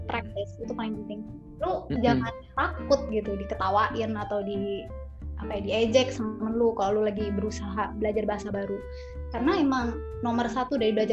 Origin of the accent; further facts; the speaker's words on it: Boston, Massachusetts, United States; also born or lived in San Antonio; now in Indonesia; di gue lahir di San Antonio di Texas, tapi gue oh. mostly di Boston.